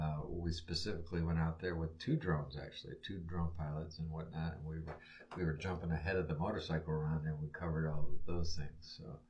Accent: Chagrin Falls, Ohio, United States; also born or lived in Florida; I was born here originally from Chagrin Falls. Grew up in Chagrin Falls

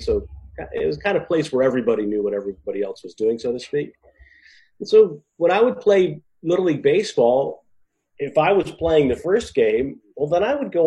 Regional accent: Auburn, New York, United States; I grew up in the city of Auburn, New York

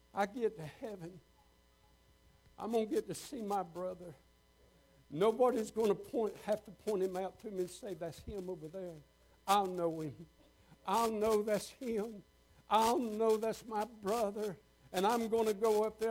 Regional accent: Waycross, Georgia, United States; I'd started a church down in Waycross, Georgia, my hometown

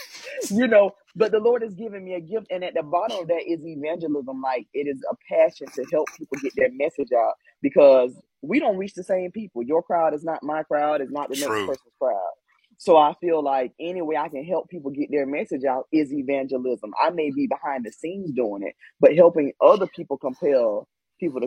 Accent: Plant City, Florida, United States; growing up, I grew up in Plant City

